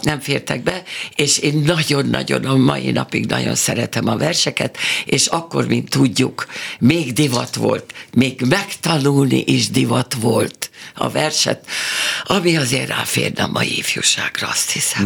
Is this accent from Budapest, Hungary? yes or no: yes; Budapest, Hungary; moved away as an adult; also born or lived in Szeged; now in Pécs, Hungary; én pesti vagyok, meg ő is